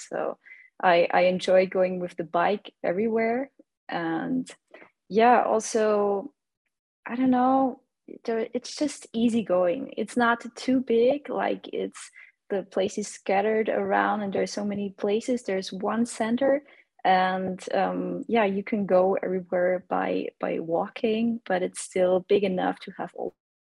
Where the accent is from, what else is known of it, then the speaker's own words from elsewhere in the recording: Austria; moved away as an adult; now in Vienna, Austria; I'm not originally from Vienna. I'm 2 hours away from Vienna. That's where I grew up.